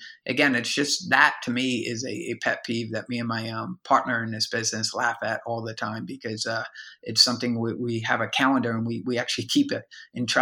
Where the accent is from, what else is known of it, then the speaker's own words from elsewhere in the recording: United States; now in Tampa, United States; I'm in Tampa, Florida, and there's, you know, I'm from Jersey, New York, if you can't tell from the accent, but, you know, moved down here